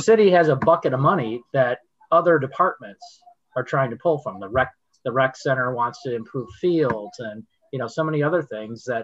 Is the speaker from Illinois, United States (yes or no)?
yes; Lake Forest, Illinois, United States; when I was growing up in Lake Forest